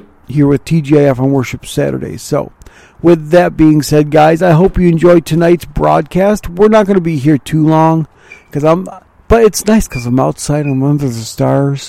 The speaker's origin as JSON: {"language": "English", "town": "Mount Clemens", "region": "Michigan", "country": "United States", "tie": "born or raised there", "also_born_or_lived": "Ravenna, Ohio", "said": "I was born in Mount Clemens, Michigan"}